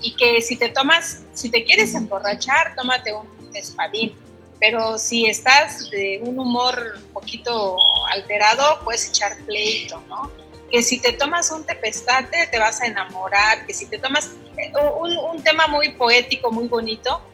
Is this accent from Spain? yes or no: no; Mixteca region, Oaxaca, Mexico; now in Oaxaca City, Mexico